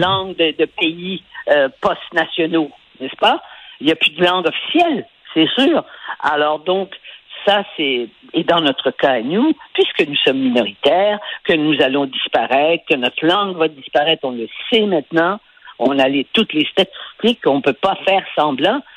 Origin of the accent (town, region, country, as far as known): Quebec, Canada